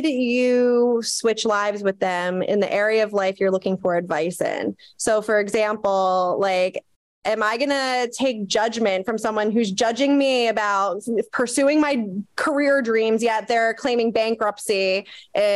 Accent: United States; we were brought up in the US

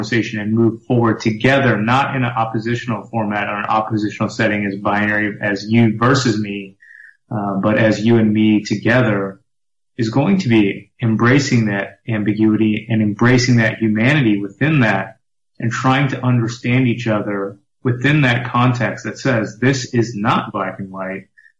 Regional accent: Texas, United States; now in Brooklyn, United States; I'm originally from Texas. I'm from small town Texas

